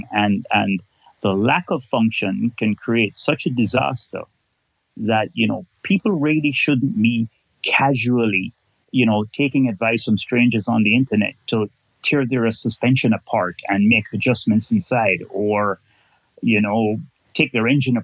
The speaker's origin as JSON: {"language": "English", "town": "Kingston", "country": "Jamaica", "moved": "yes", "lives_now": "Canada", "said": "I am originally from Kingston, Jamaica, but now live in Canada and have lived here since 1978. So I'm more Canadian now than I am Jamaican"}